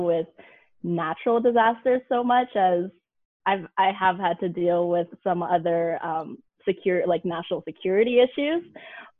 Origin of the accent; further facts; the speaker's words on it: Vancouver, British Columbia, Canada; moved away as an adult; also born or lived in Corvallis, Oregon; I'm from Canada